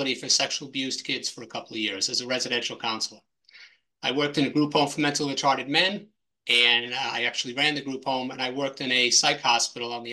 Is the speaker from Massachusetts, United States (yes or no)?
yes; Massachusetts, United States; moved away; I grew up in Massachusetts. I lived about 45, 50 miles south of Boston.